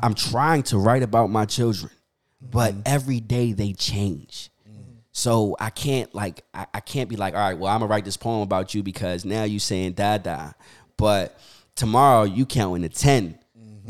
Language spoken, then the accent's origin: English; Philadelphia, Pennsylvania, United States; I grew up uh, born and raised in Philly